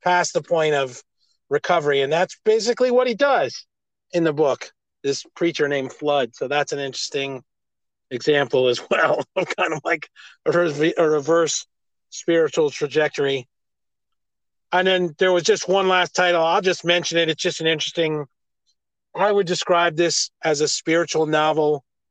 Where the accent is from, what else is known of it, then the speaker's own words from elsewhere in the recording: United States; I'm an American